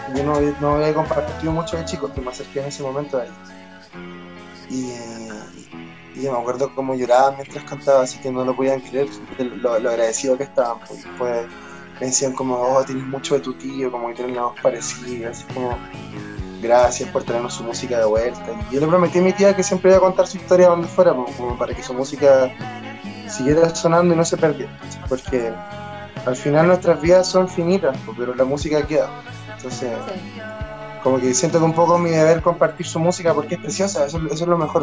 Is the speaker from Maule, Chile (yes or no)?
no; Concepción, Biobío, Chile; born or raised there; moved away; also born or lived in Santiago